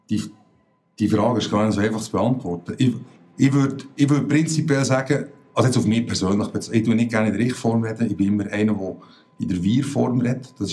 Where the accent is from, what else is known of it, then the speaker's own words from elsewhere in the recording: Bern, Switzerland; moved away as an adult; now in Zürich, Switzerland; Wie man unschwer gehört, komme ich ursprünglich aus Bern. Äh, lebe seit meinem Studium vor 20 Jahren in Zürich